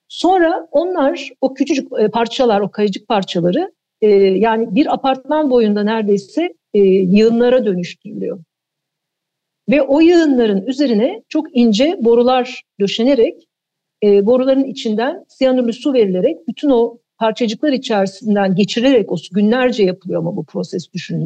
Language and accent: Turkish; Eskişehir, Turkey; moved away as an adult; Eskişehir'de doğdum büyüdüm. E, ortaokul lise orada geçti.